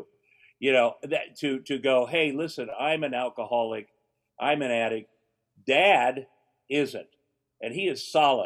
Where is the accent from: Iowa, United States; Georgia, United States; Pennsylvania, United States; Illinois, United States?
Iowa, United States; Ottumwa; moved away; my hometown of Ottumwa, Iowa